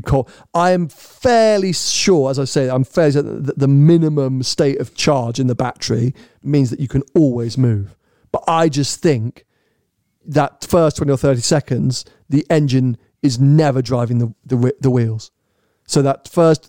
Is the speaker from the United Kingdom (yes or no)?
yes; United Kingdom; as a British